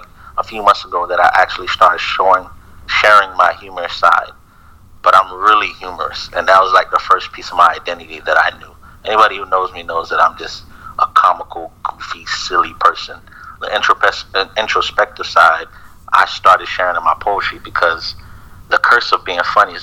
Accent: Naples, Florida, United States; I was born here in Naples, Florida.

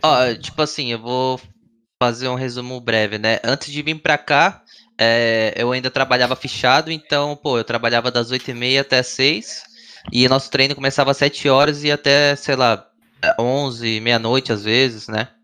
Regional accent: Foz do Iguaçu, Paraná, Brazil; moved away; eu sou de Foz do Iguaçu, Paraná, eu tinha um time lá que era cinco moleques de Foz

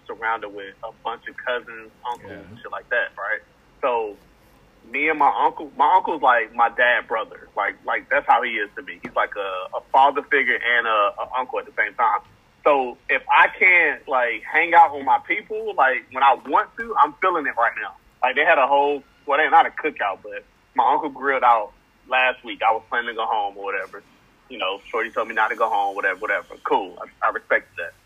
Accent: the South, United States; moved away; I'm from the South

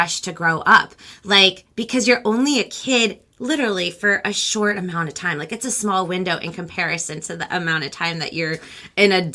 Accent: United States; first language Spanish; English is a second language; I'm Peruvian American. Spanish actually was my very first language. Yeah, like, so I'm first generation, so my mom's Peruvian and my dad's Romanian

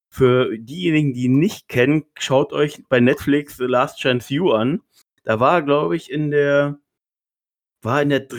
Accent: Berlin, Germany; Gerade als Berliner feiere ich sowas ja immer

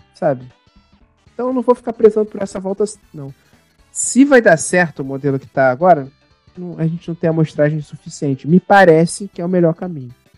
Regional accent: Baixada Fluminense, Rio de Janeiro, Brazil; eu sou de uma cidade da Baixada Fluminense aqui

